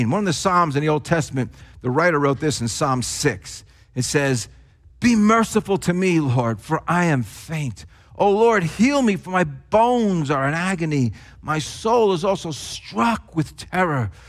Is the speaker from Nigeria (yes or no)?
no; New Jersey, United States; accent: Jersey; if it wasn't, you know, for my not so Christian words that I'd often use, then it was because of my Jersey accent, because it was so thick in those days.